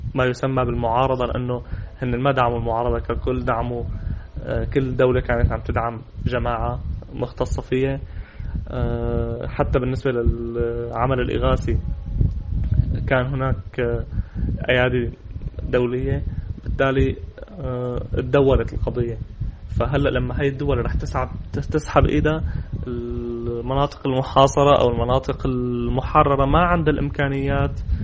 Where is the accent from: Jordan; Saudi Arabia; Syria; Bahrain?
Syria; معنا كسوريين